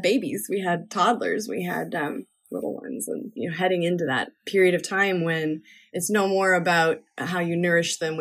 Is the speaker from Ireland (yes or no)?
no; Newfoundland and Labrador, Canada; also born or lived in Nova Scotia / Brooklyn, New York; now in New York, United States; in Nova Scotia and in Newfoundland, where I spent a few more of my growing up years than Nova Scotia. A little bit more in Newfoundland than Nova Scotia.